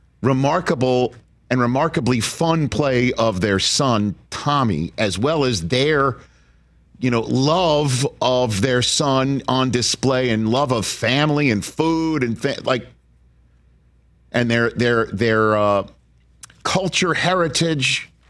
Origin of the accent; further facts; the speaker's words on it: New York City, New York, United States; I'm from Staten Island, New York, which is practically New Jersey. I mean, we share three bridges, Staten Island and New Jersey.